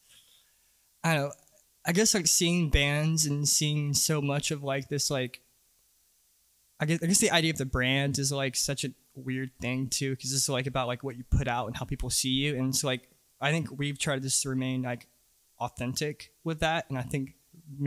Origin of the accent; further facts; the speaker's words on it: Fernandina Beach, Florida, United States; Grew up there